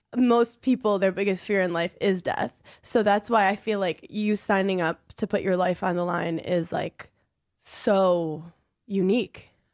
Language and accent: English; New York City, New York, United States; growing up in Brooklyn and experiencing nine eleven